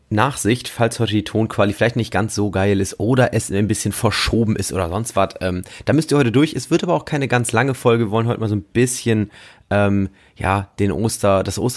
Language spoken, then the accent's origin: German; Lower Saxony, Germany; also ich komme aus dem Landkreis Oldenburg